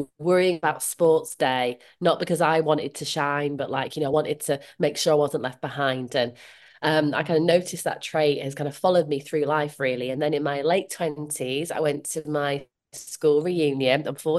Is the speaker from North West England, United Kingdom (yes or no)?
no; Leeds, Yorkshire and the Humber, United Kingdom; Well, I'm from Leeds and my generation Irish, hence the … name. I grew up in different places, but kind of settled in Leeds in like my teens, and that is kind of where I see as home.